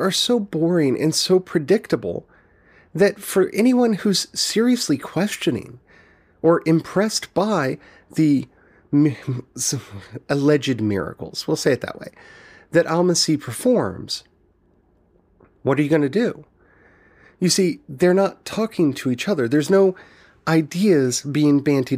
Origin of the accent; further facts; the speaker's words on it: United States; growing up in the United States